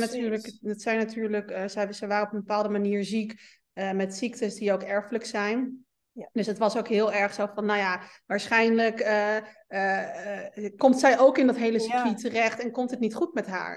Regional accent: Meppel, Drenthe, Netherlands; moved away; kom oorspronkelijk uit Meppel

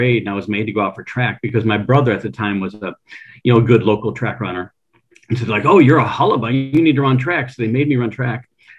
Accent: Allen Park, Michigan, United States; Allen Park, Michigan.

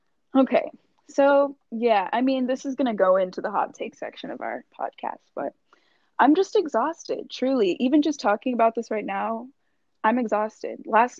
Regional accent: Texas, United States; I grew up in Texas.

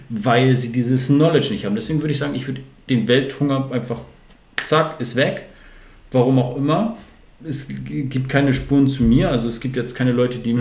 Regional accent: Northern Germany, Germany; also born or lived in Sande, Lower Saxony; als Norddeutscher

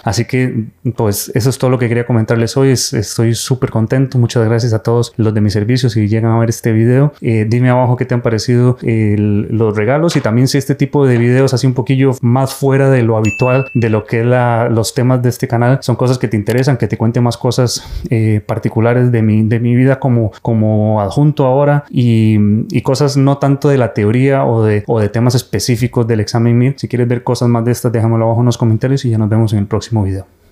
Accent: Costa Rica; now in Spain; soy de Costa Rica

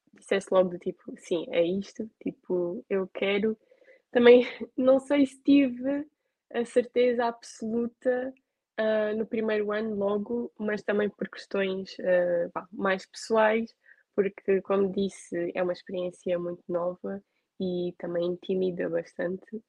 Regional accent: Alentejo, Portugal; eu sou alentejana

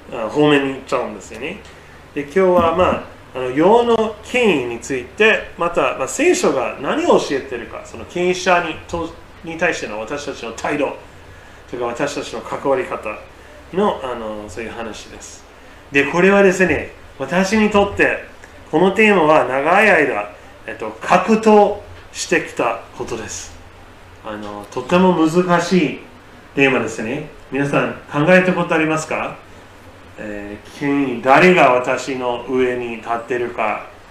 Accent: United States; now in Japan; 私の母国のアメリカ

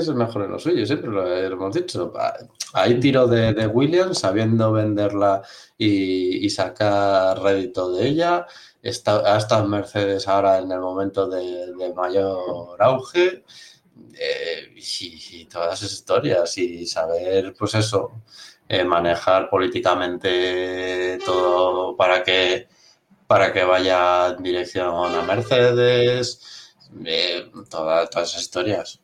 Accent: Spain; nosotros como españoles

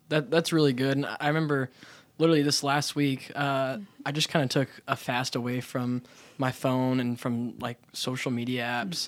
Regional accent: Abilene, Texas, United States; I was born and raised in Abilene

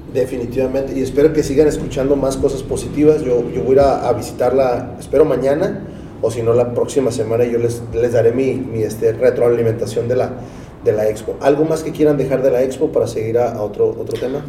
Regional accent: Tijuana, Baja California, Mexico; los tijuanos hablamos más, a veces, más inglés que español

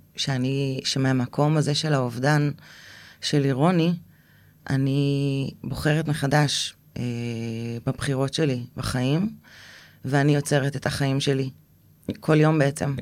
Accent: Israel; moved away as an adult; also born or lived in Eilat; עזבתי את הקיבוץ, אה, ונסעתי לאילת

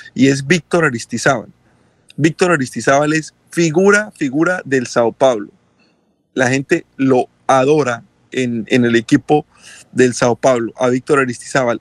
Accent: Colombia; soy colombiano

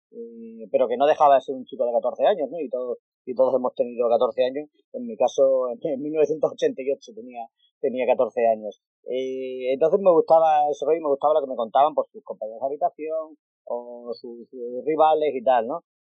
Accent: Extremadura, Spain; Yo soy extremeño

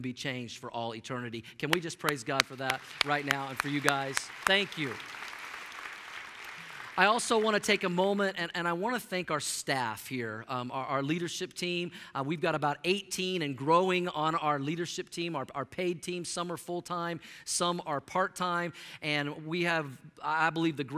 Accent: Oklahoma, United States; moved away; I'm from Oklahoma

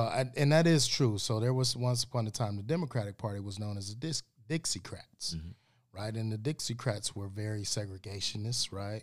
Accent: Cleveland, Ohio, United States; moved away; I grew up in Ohio.

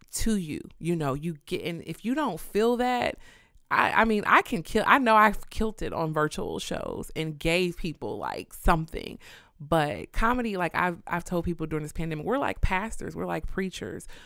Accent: Kansas City, Missouri, United States; also born or lived in Houston; "Where are you from?" And I'm like, "Kansas City."

